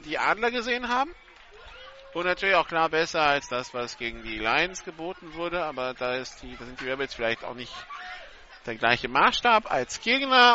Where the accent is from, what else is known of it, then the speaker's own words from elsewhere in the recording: Hamburg, Germany; Der gebürtige Hamburger